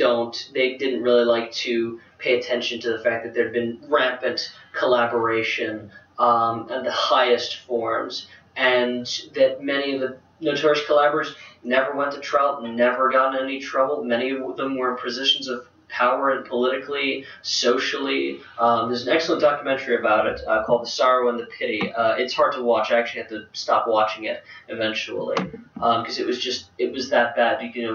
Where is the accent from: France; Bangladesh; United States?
France; But another one was, I actually was growing up in France in the early to mid-2000s.